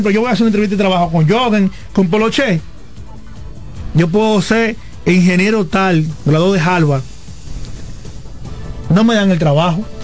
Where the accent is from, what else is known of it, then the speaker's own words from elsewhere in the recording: Dominican Republic; ya yo estoy en la frontera de la juventud de la República Dominicana, que son 35 años.